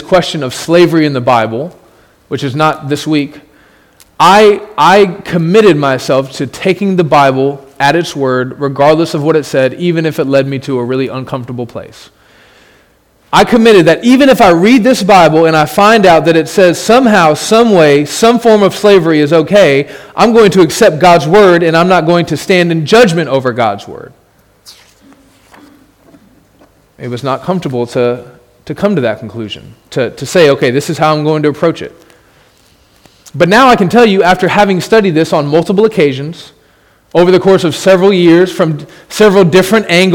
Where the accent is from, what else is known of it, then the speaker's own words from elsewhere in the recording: United States; as an American who lives in a country where everyone agrees that slavery is evil